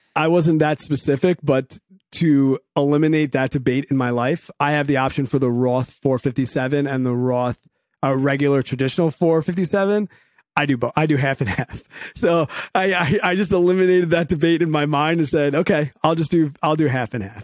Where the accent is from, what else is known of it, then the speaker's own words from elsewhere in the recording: New York, United States; also born or lived in Evanston, Illinois; came back to the good old state of New York